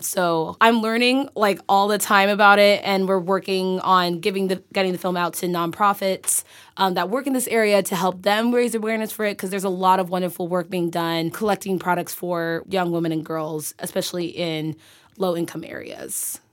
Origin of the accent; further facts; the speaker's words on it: San Francisco Bay Area, California, United States; moved away; I'm from the Bay